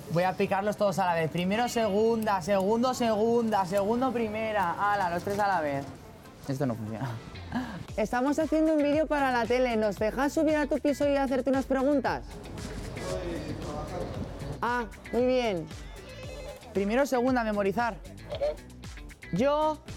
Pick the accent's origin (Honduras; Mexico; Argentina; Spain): Spain; Somos los españoles, los europeos más confiados y por lo tanto los más vulnerables a robos, timos y estafas.